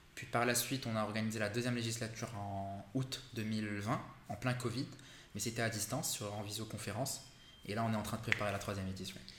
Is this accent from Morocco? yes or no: yes; Morocco; moved away as an adult; also born or lived in Canada; now in Paris, France; j'ai quitté le Maroc en deux mille quinze